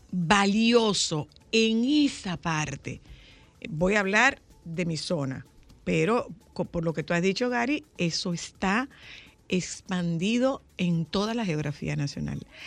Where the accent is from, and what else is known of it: Nagua, María Trinidad Sánchez, Dominican Republic